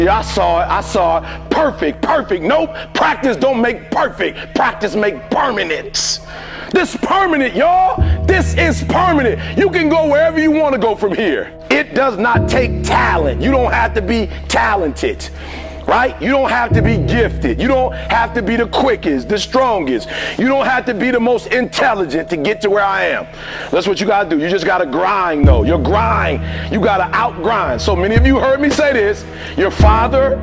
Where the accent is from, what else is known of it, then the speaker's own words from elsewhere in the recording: Detroit, Michigan, United States; I'm from Detroit, homeless